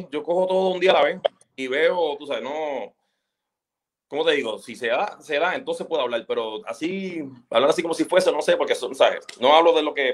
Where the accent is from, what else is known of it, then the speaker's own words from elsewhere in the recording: Puerto Rico; Yo, pues, sí, soy puertorriqueño, ¿sabes?